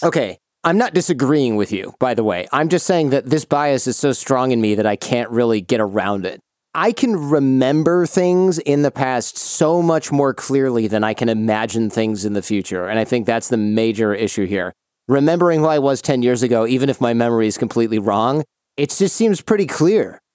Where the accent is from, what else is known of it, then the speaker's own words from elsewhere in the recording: Michigan, United States; I grew up in Michigan